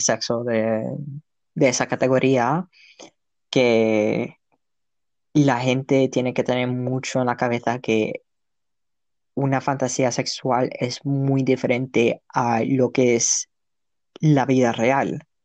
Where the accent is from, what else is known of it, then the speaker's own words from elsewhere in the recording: Andalusia, Spain; accent: Andalusian; also born or lived in Canada / Chile; El, andaluz no tiene su lenguaje, simplemente que nos comemos un montón de palabras